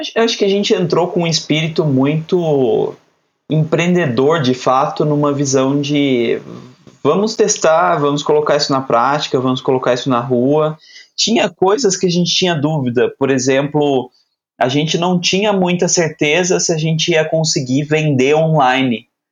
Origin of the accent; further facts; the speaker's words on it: Aparecida, São Paulo, Brazil; eu sou nascido numa cidade pequena no interior de São Paulo, Aparecida